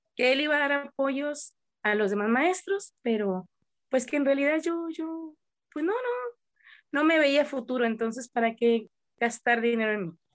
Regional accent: Coahuila, Mexico; nosotros somos de Coahuila, que está a cierta altura a nivel del mar

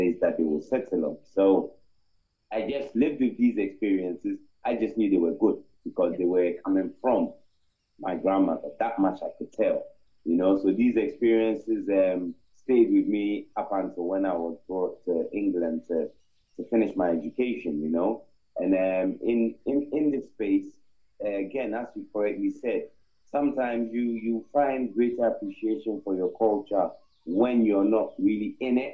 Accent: Ghana; I'm originally from Ghana. I'm an Akan, and both my parents are

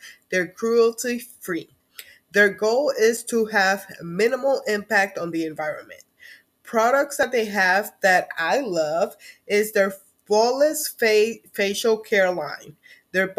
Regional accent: Puerto Rico; first language Spanish; English is a second language; moved away; Soy de Puerto Rico

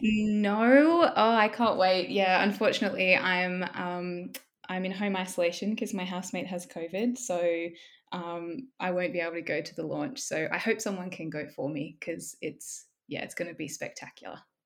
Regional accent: Southern Highlands, New South Wales, Australia; also born or lived in Wollongong; I grew up in the Southern Highlands

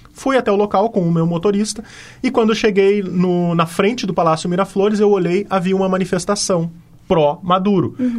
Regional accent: Brazil; como brasileiro

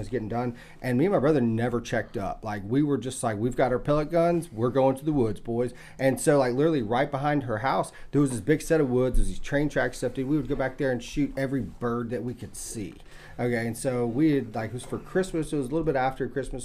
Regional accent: East Texas, United States; I grew up out in East Texas when I was like really young

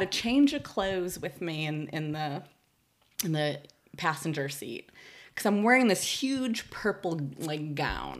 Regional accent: Chicago, Illinois, United States; now in San Francisco Bay Area, United States; grew up in West Rogers Park

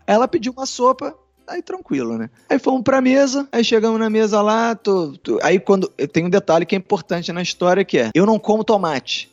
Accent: Brazil; somos brasileiros

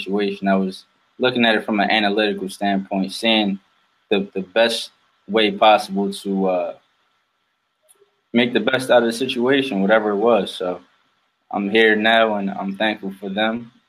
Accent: Philadelphia, Pennsylvania, United States; I'm from Philadelphia originally, born and raised. It's a tough city

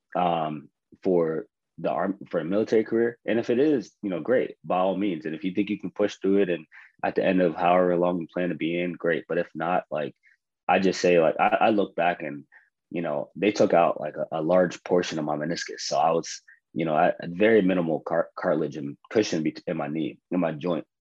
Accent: Johnstown, Pennsylvania, United States; moved away as an adult; also born or lived in West Point, New York; now in Tacoma, United States; I'm originally from Johnstown, Pennsylvania, born and raised

